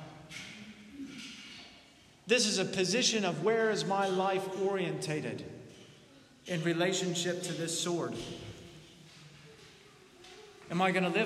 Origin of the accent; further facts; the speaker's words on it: United States; as an American